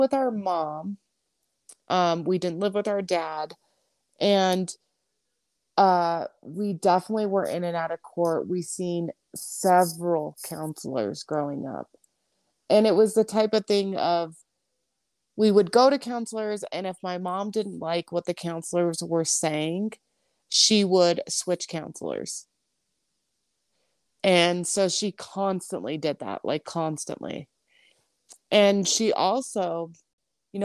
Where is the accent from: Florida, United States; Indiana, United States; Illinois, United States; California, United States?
California, United States; now in Pinedale, United States; we're from California originally